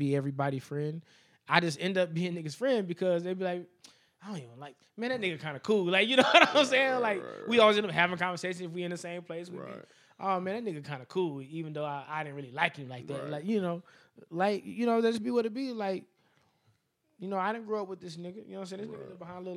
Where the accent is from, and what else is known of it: Las Vegas, Nevada, United States